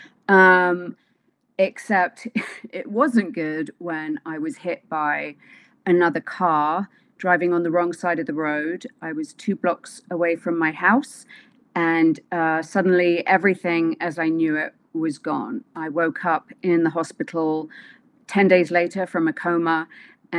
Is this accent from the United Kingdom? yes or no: yes; London, United Kingdom; moved away; So, London, but in London, I'm from Wimbledon.